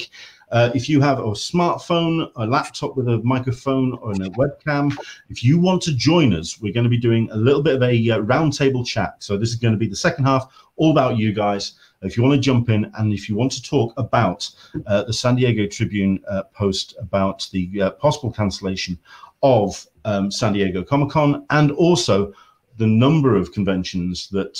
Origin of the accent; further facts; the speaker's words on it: England, United Kingdom; accent: English; I am English. I am based in the UK.